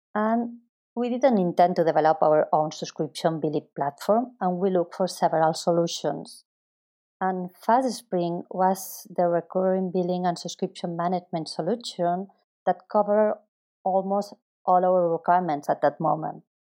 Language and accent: English; Barcelona, Catalonia, Spain; also born or lived in Chicago; I am from Barcelona